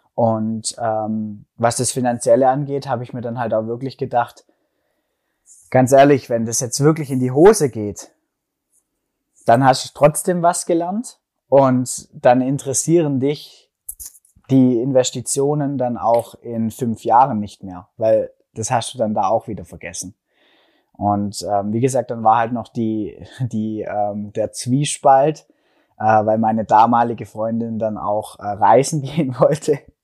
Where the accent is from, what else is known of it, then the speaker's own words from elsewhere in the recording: Stuttgart area, Baden-Württemberg, Germany; accent: Swabian; komme aus Deutschland, aus dem schönen Stuttgarter Raum. Hört man vielleicht auch ein bisschen an meinem Schwäbeln, an meinem schwäbischen Akzent